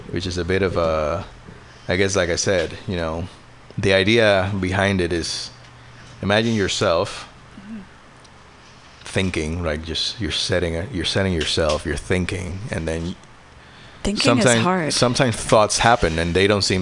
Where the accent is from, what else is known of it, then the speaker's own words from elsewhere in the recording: Puerto Rico; now in Bay Area, United States; I moved to the Bay Area from Puerto Rico in uh, 2014